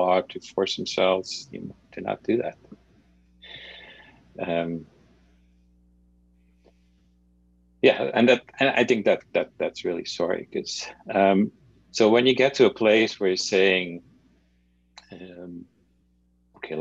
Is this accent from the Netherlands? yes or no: yes; Netherlands; moved away; when I grew up in the Netherlands